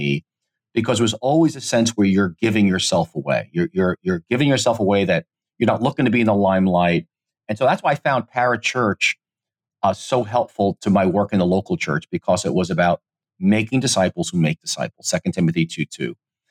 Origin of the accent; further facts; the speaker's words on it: United States; I'm Italian American